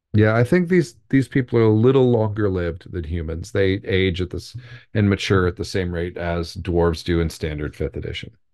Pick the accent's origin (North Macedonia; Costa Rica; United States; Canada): United States; We're Americans.